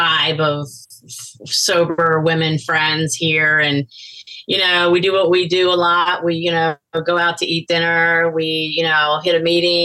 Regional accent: Louisiana, United States; moved away as an adult; also born or lived in Texarkana, Texas / Tasmania, Australia / Washington, District of Columbia, United States; now in Delaware, United States; I was born in Louisiana. I grew up in Louisiana, went to LSU.

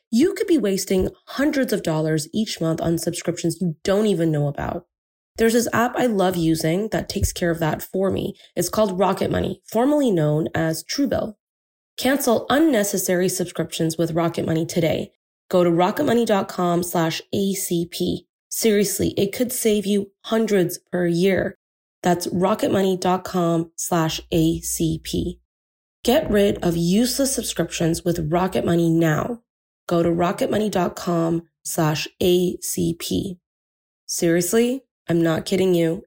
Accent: India; I'm Indian

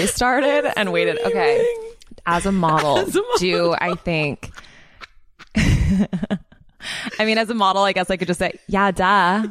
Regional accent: Philadelphia, Pennsylvania, United States; moved away; I grew up in Philadelphia

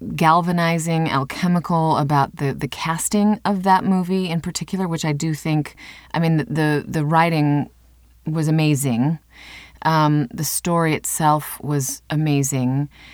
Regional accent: Cedar Falls, Iowa, United States; I grew up in Cedar Falls, Iowa

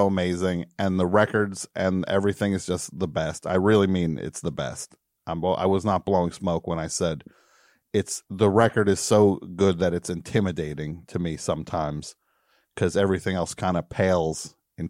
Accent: New Brunswick, New Jersey, United States; Like around New Brunswick, that area

